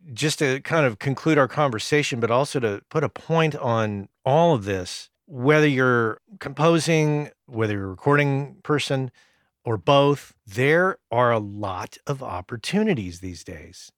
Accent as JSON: {"language": "English", "country": "United States", "said": "As an American"}